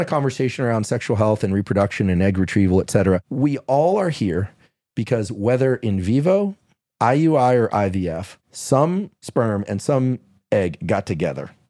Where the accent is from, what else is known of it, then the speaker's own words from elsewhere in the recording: Bay Area, California, United States; I'm from the Bay Area.